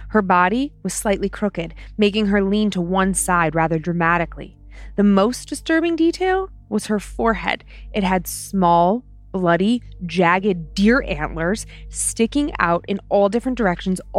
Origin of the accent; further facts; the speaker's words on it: Vermont, United States; Hey Dan and Lynze … I'm from the I'm from the Green Mountains of Vermont.